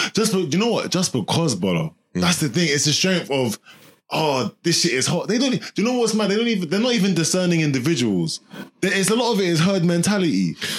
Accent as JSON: {"language": "English", "region": "London", "country": "United Kingdom", "said": "I'm from South."}